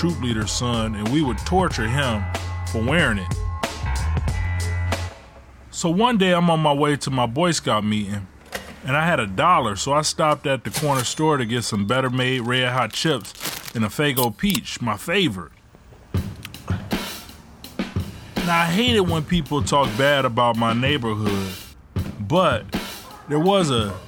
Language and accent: English; Ecorse, Michigan, United States; also born or lived in Detroit, Michigan; When my mom left my dad, we moved from Detroit to Ecorse. Ecorse is one of the only suburbs outside of Detroit that Detroiters look down on. But I ain't think about it. I was just a 12-year-old kid growing up